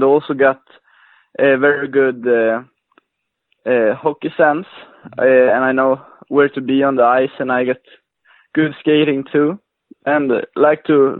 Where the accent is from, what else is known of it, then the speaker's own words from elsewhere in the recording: Luleå, Norrbotten County, Sweden; I'm from the northern part of Sweden, a city called Lulea.